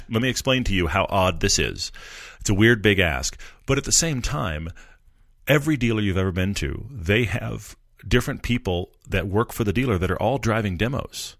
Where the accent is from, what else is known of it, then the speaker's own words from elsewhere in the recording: Texas, United States; I grew up in Texas. I'm from the South.